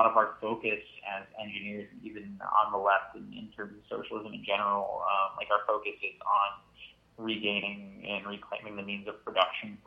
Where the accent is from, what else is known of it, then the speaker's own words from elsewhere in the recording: Connecticut, United States; also born or lived in Waterbury, Connecticut; I'm from Connecticut. I live in Waterbury